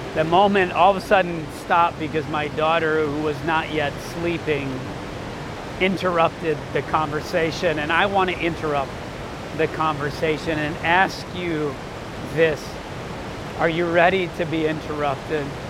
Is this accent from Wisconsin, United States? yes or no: yes; Central Wisconsin, United States; I grew up in Central Wisconsin